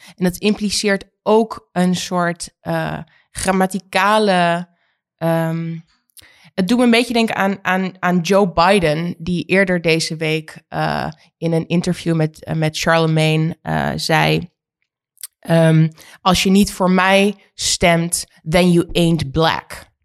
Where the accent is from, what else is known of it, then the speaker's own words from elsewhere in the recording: Oldenzaal, Overijssel, Netherlands; Oldenzaal is waar ik vandaan kom